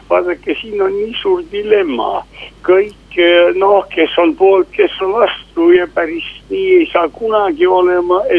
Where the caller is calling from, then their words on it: Tartu, Tartu County, Estonia; mul on suur au rääkida nimekaimuga